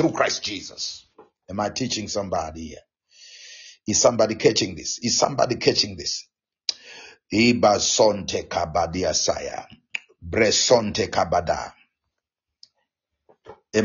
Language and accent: English; Zimbabwe; first language Shona; English is a second language; moved away; I get back to my home country, to Zimbabwe